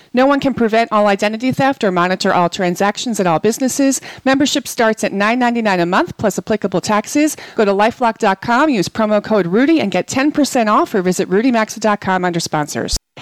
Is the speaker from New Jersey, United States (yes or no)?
yes; New Jersey, United States; New Jersey is my home state.